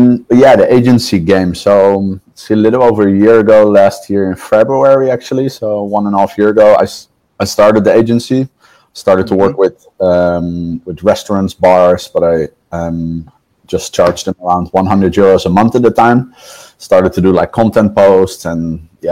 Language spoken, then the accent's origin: English; The Hague, South Holland, Netherlands; moved away as an adult; now in Canary Islands, Spain; I'm from the Netherlands. I'm from The Hague. Den Haag